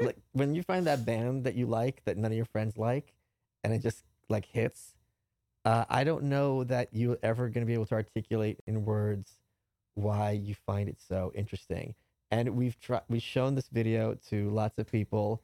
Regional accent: New York, United States; moved away as an adult; also born or lived in Brooklyn; now in Austin, United States; as a New Yorker

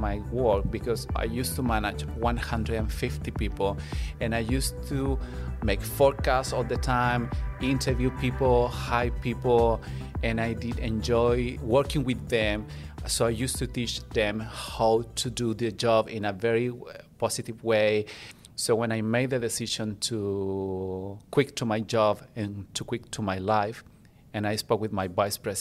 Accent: Santiago, Santiago Metropolitan Region, Chile; moved away as an adult; now in Gold Coast, Australia; I'm from Chile. I was born in Chile and I grew up in Santiago, which is the capital.

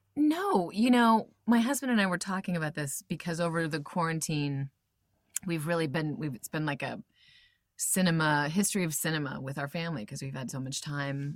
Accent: Iowa, United States; also born or lived in Albuquerque, New Mexico; I was born in Albuquerque, and then, but so, sort of simultaneously grew up in Iowa as well

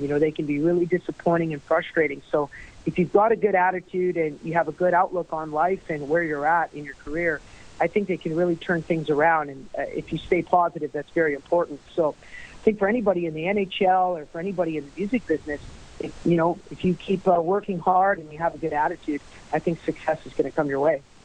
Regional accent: St. Paul, Alberta, Canada; my hometown of St. Paul

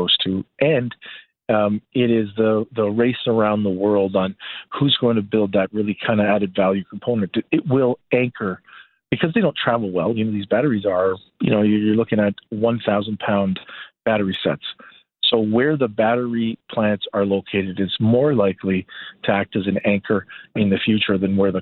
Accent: Toronto, Ontario, Canada; I grew up in Toronto in the 80s and 90s

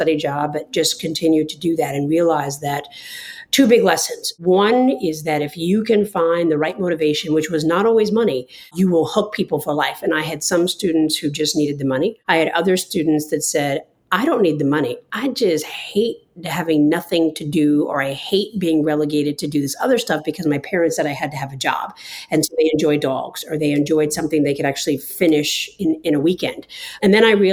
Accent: New York, United States; also born or lived in New Jersey; I'm originally from New York, spent quite a bit of time in New Jersey as well.

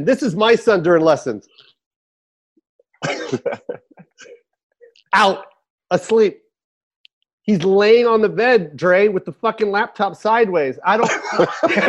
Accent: Tacoma, Washington, United States; I'm from Tacoma.

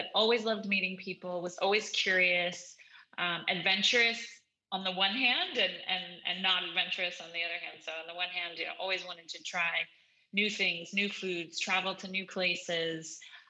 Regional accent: New York, United States; I'm a New Yorker at heart in the one hand, in terms of public transportation's, you know, kind of my normal jam

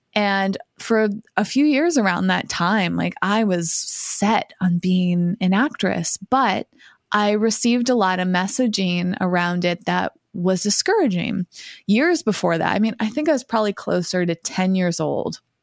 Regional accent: Massachusetts, United States; moved away as an adult; also born or lived in Boston; now in Los Angeles, United States; I grew up in Massachusetts

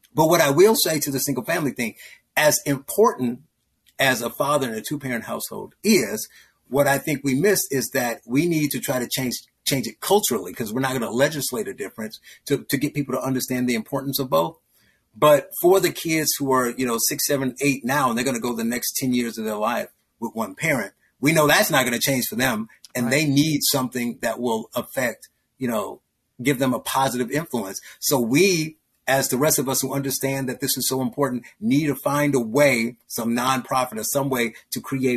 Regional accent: Gary, Indiana, United States; I grew up in Gary, Indiana.

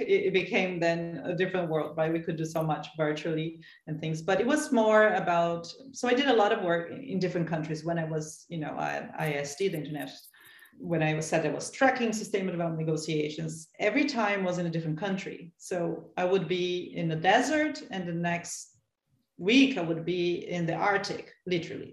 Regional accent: São Paulo, Brazil; I'm from Sao Paulo

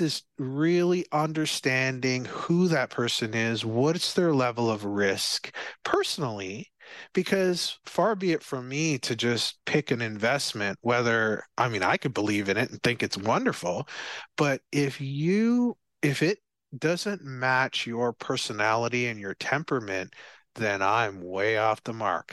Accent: Barbados; from Barbados, I'm from Barbados

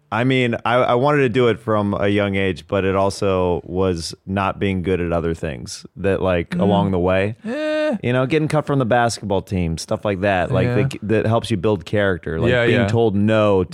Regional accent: Kansas City, Kansas, United States; Kansas City.

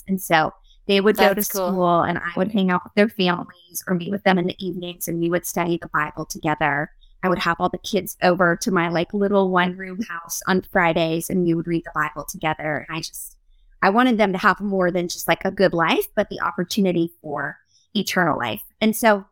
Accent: Brentwood, Tennessee, United States; moved away as an adult; also born or lived in Uganda; I grew up in Brentwood

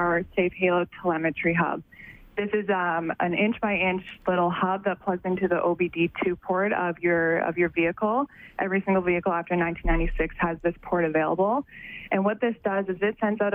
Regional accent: Calgary, Alberta, Canada; I'm from Calgary, born and raised

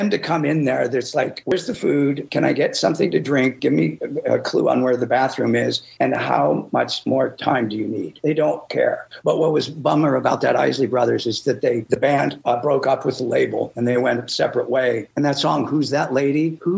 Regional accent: Midwest, United States; I was from the Midwest.

